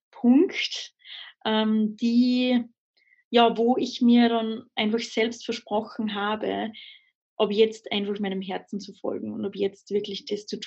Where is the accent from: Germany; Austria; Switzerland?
Austria; also ich bin in Österreich am Land aufgewachsen, mhm. ähm, in den Bergen